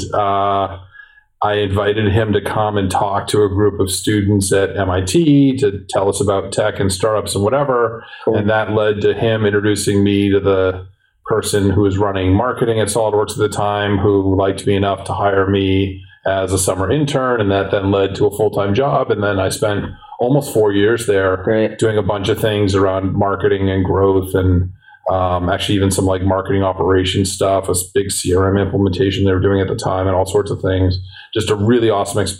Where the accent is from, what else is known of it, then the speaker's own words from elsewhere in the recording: Boston, Massachusetts, United States; also born or lived in San Francisco; I'm a Bostonian through and through to the heart, love this city.